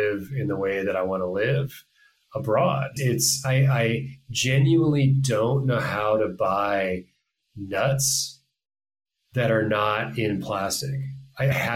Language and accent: English; Pacific Northwest, United States; I'm from the Pacific Northwest